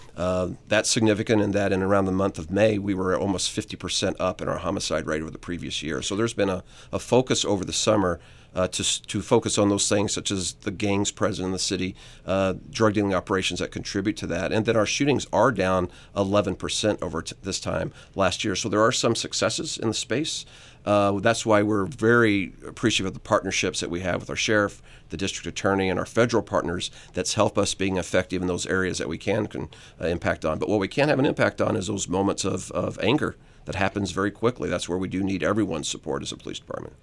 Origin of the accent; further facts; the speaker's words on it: Southern Illinois, United States; moved away as an adult; now in Atlanta, United States; I was from Southern Illinois